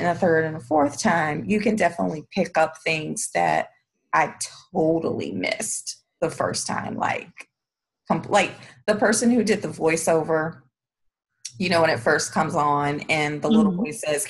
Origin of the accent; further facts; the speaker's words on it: the South, United States; someone growing up in the South, that, you know, you're used to that in a movie